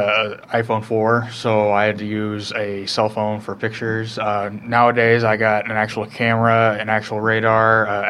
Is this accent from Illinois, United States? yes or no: yes; Galesburg, Illinois, United States; I'm from the Galesburg, Illinois area.